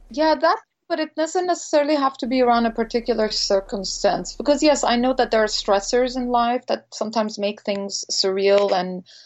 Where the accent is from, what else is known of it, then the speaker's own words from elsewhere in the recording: India; also born or lived in Montreal, Canada; now in Los Angeles, United States; growing up in India